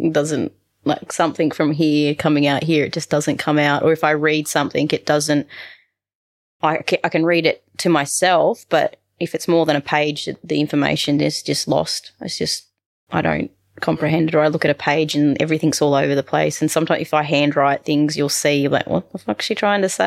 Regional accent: New England, United States; we had horses growing up in the New England.

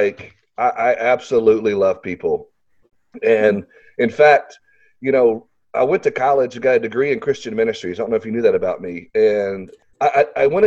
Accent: Little Rock, Arkansas, United States; I live in Arkansas, and so for people that are listening, I'm from Little Rock, Arkansas

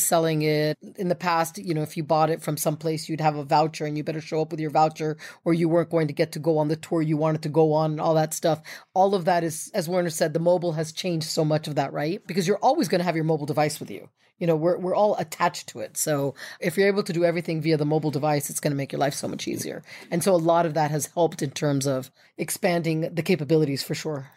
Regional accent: United States; as an American

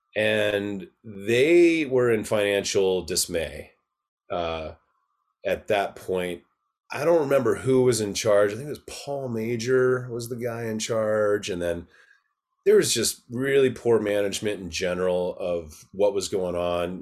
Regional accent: Park City, Utah, United States; also born or lived in Atlanta, Georgia; I moved to Utah from Atlanta, Georgia when I was eight

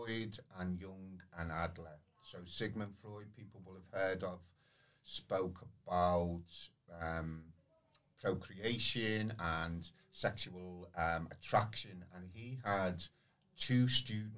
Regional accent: Liverpool, North West England, United Kingdom; I grew up through the 70s and the 80s, and then Liverpool was very, very deprived area

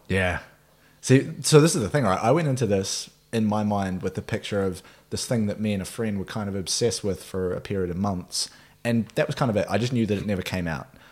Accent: Nelson, New Zealand; my hometown, Nelson, New Zealand

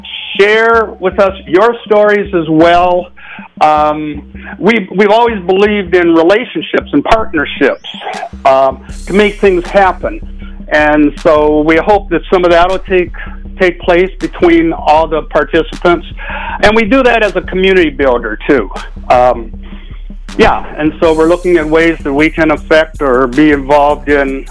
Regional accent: Minnesota, United States; also born or lived in Washington, D.C.; I'm from Minnesota.

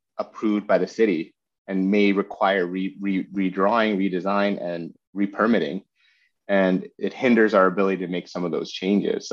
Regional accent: Vancouver, British Columbia, Canada; moved away as an adult; also born or lived in Seattle; I was born and raised in Vancouver

